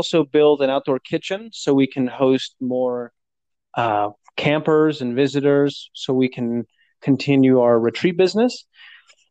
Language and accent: English; Portland, Oregon, United States; born or raised there; moved away as an adult